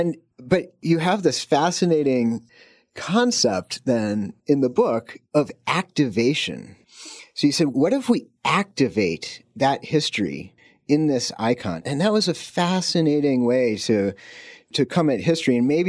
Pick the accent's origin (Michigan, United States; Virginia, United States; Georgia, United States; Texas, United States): Virginia, United States; Salem; now in Pittsburgh, United States; I grew up in Salem, Virginia, and basically catty-corner from my house was Our Lady of Perpetual Help Catholic Church.